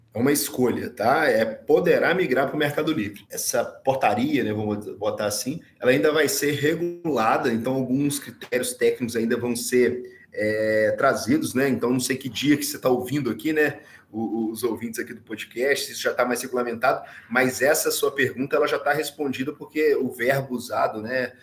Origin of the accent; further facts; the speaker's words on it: Minas Gerais, Brazil; Eu sou de Minas